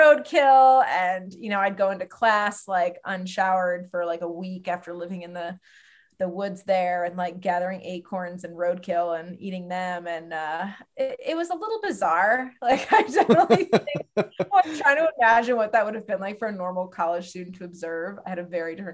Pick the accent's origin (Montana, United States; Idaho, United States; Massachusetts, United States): Massachusetts, United States; Western; I grew up in Western Mass